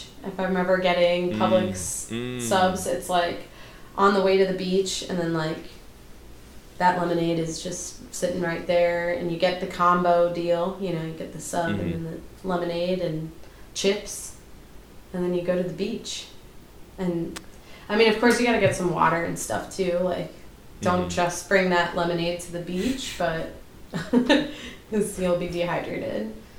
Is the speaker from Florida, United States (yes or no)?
yes; Florida, United States; So I'm from